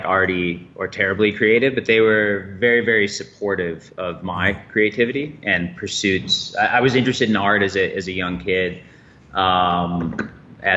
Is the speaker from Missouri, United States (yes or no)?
no; Chicago, Illinois, United States; moved away as an adult; now in Boulder, United States; I'm a Chicagoan